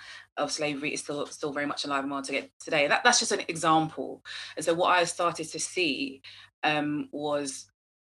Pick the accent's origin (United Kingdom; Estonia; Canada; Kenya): United Kingdom; I'm Black British, my parents are Caribbean